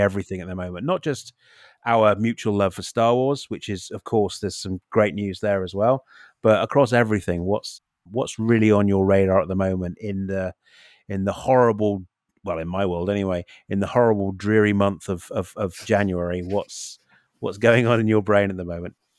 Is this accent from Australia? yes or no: no; United Kingdom; as a Brit, as a Brit